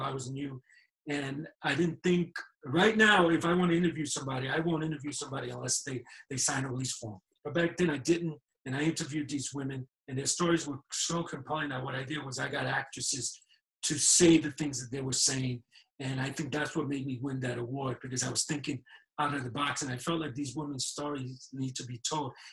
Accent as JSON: {"language": "English", "town": "New York City", "region": "New York", "country": "United States", "tie": "born or raised there", "moved": "yes", "said": "I was born and raised in New York City Mount Sinai Hospital"}